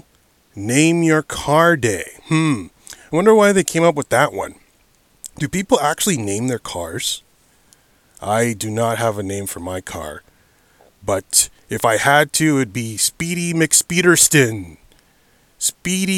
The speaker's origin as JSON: {"language": "English", "region": "Ontario", "country": "Canada", "tie": "born or raised there", "said": "I am Canada. In my home state or home province of Ontario"}